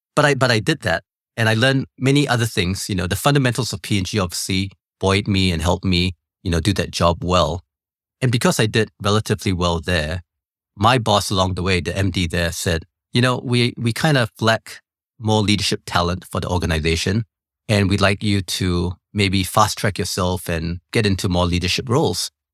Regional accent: Singapore; I was born in Singapore

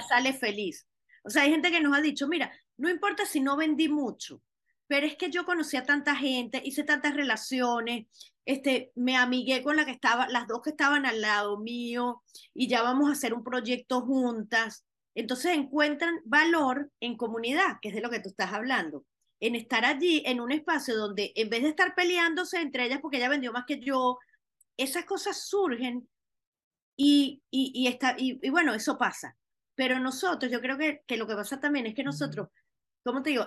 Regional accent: Venezuela; now in Miami, United States; como diáspora venezolana que somos

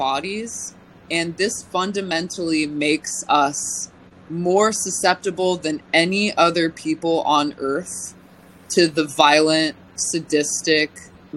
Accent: California, United States; now in Northern California, United States; as a Californian

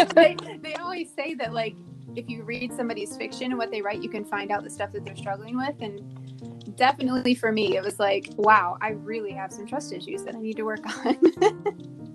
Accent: Michigan, United States; moved away as an adult; also born or lived in Tennessee / Georgia / Virginia / South Korea; I grew up in Michigan

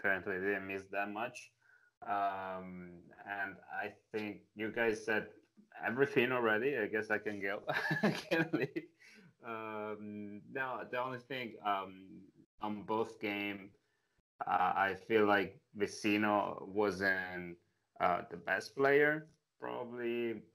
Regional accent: Italy; accent: thick Italian; English is a second language; moved away; I spend most of my life in Italy, as you can tell from my thick accent

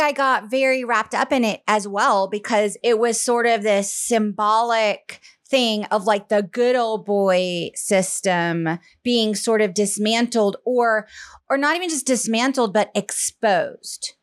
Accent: Charleston, South Carolina, United States; moved away; I grew up mostly in South Carolina, in Charleston, South Carolina

